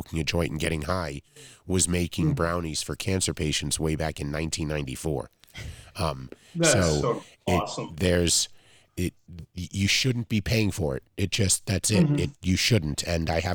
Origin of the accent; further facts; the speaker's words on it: New York City, New York, United States; I'm from Flushing